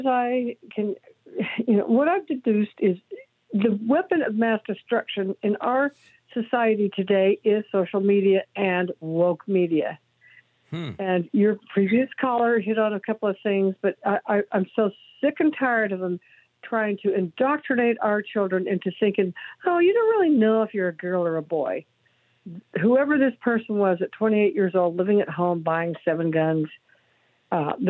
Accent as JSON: {"language": "English", "region": "Idaho", "country": "United States", "tie": "born or raised there", "moved": "yes", "lives_now": "Ventura, United States", "said": "I grew up in Idaho. I'm now in California, but I grew up in Idaho."}